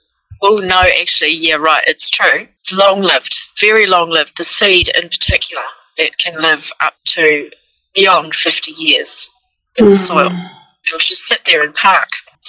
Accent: North Island East Coast, New Zealand; moved away as an adult; now in Warrnambool, Australia; Well, originally I'm from New Zealand, so if I butcher vowels and sound like I'm from another planet, I actually am. But I'm from an area of New Zealand, North Island East Coast. We moved as a family here into southern Victoria, into the city of Warrnambool in 2009.

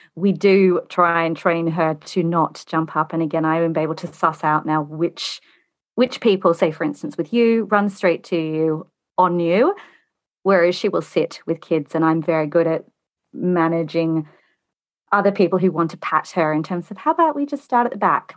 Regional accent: Australia; accent: Australian; moved away as an adult; now in United Kingdom; I'm Australian. You might be able to tell that from my accent. I've been in the U K for twenty-two years

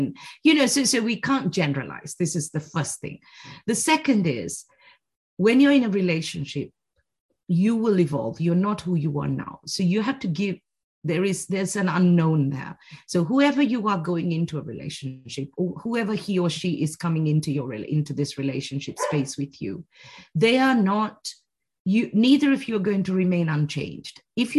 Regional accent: Sri Lanka; also born or lived in United Kingdom / China; now in Switzerland; I grew up in Sri Lanka, then I went to the UK, came back to Sri Lanka, 10 years in China, now in Switzerland.

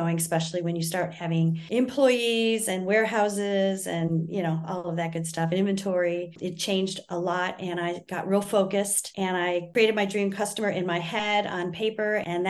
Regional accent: Michigan, United States; moved away; Because I was living in Texas, sweet tea was all the rage. And I came from Michigan and I was, you know, more of a, I understood tea a little bit better than a lot of people in Texas

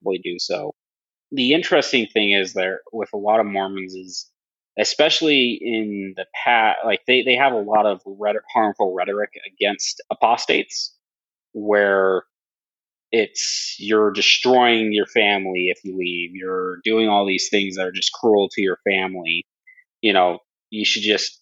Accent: Southeast Idaho, United States; I grew up in Southeast Idaho

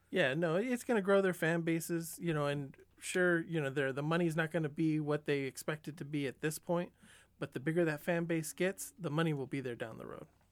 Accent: San Diego, California, United States; growing up in San Diego, I was, you know, still a Dodger fan

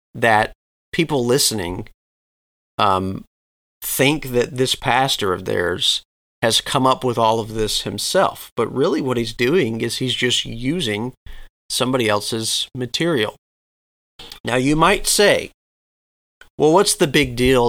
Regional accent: Southeast, United States; growing up in the Southeast

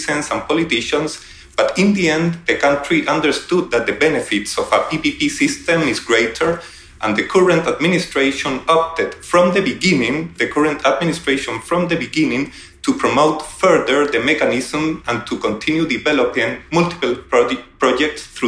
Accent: Santiago, Santiago Metropolitan Region, Chile; I am from Santiago, Chile.

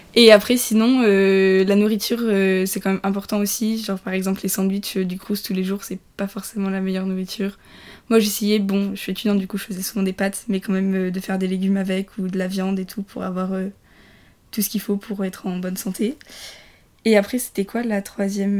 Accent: Nice, Provence-Alpes-Côte d'Azur, France; moved away as an adult; je viens de loin, je viens de Nice, donc j'ai déménagé

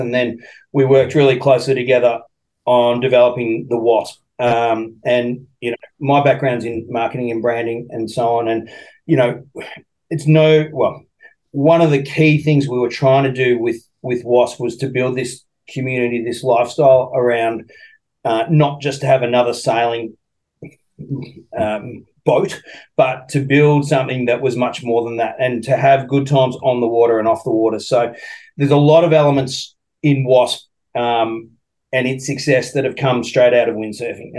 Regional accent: Australia; also born or lived in United States; as an Aussie

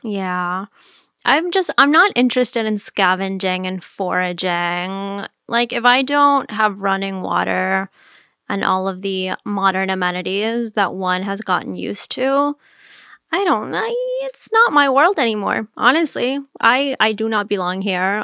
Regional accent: Miami, Florida, United States; moved away; I grew up in Miami

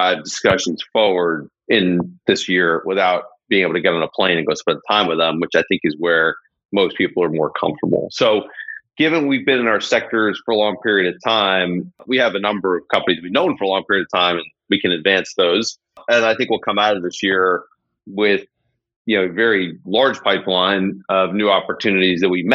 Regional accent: Los Angeles, California, United States; I grew up in Los Angeles

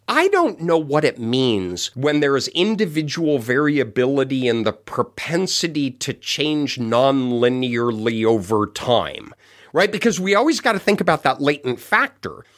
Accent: Colorado, United States; I grew up in Colorado

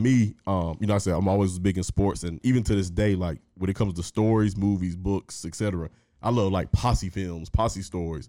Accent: Henry County, Metro Atlanta, Georgia, United States; also born or lived in East Point, Georgia; I went to school in Henry County, Henry County High School specifically

